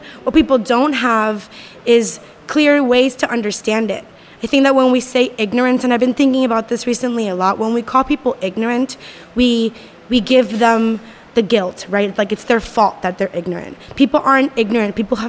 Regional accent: San Juan, Puerto Rico; I am from Rio Piedras, Puerto Rico

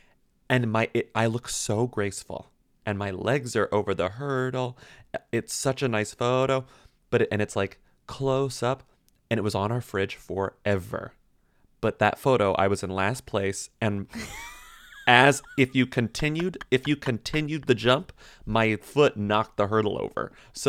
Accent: Texas, United States; I mean, I did every sport because like I'm from Texas.

